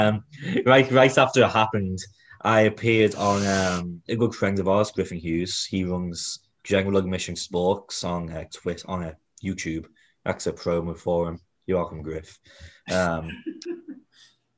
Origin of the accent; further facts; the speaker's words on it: England, United Kingdom; now in Kansas City, United States; I'm English